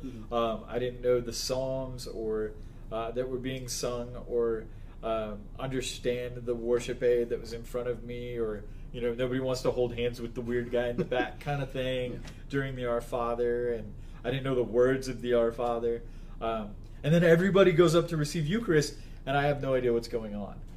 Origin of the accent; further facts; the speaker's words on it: Las Vegas, Nevada, United States; I grew up in Las Vegas, Nevada